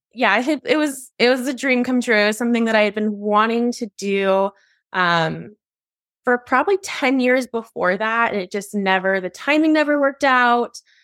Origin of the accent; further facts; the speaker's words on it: Ohio, United States; moved away as an adult; also born or lived in California; now in Arizona, United States; I was born in California, but then I moved to Ohio when I was really young, so I consider Ohio home